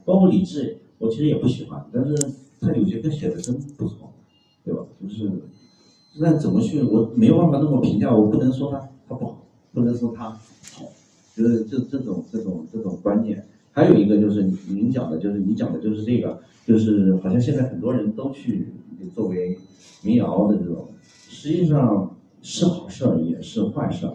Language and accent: Chinese; China; 我们中国人